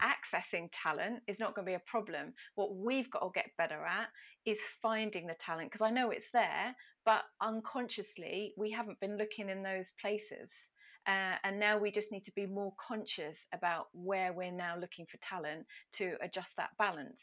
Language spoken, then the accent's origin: English; Ipswich, East of England, United Kingdom; my hometown of the very glamorous Ipswich in Suffolk